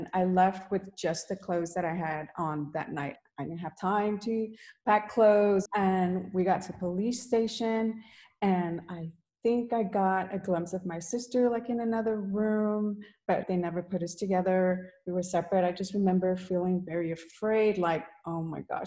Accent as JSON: {"language": "English", "town": "Houston", "region": "Texas", "country": "United States", "tie": "born or raised there", "said": "I was born and raised here in Houston, Texas"}